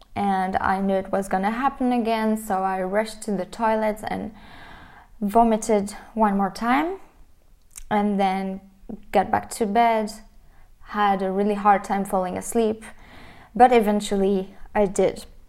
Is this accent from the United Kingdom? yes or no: no; France; I was raised in France